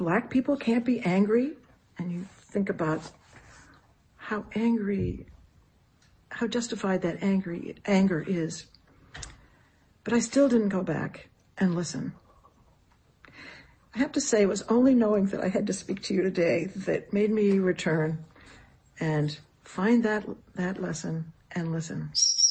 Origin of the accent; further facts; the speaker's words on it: outside of Boston, New England, Massachusetts, United States; moved away; I grew up outside of Boston in a small New England town.